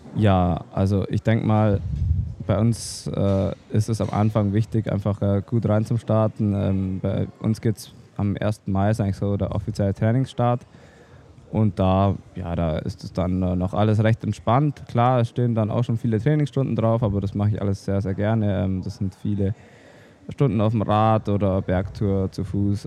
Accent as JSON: {"language": "German", "town": "Oberstdorf", "region": "Bavaria", "country": "Germany", "tie": "born or raised there", "said": "bei uns daheim in Allgäu Alpen, in Oberstdorf. Da, ähm, da bin ich äh, geboren und aufgewachsen"}